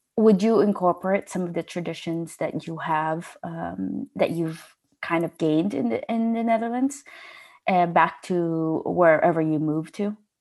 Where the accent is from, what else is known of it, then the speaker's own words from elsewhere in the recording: Los Angeles, California, United States; moved away as an adult; now in Denmark; I'm from Los Angeles